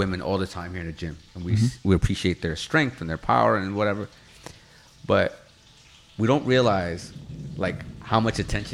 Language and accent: English; Mexico; English is a second language; I'm Mexican. English was not my native tongue.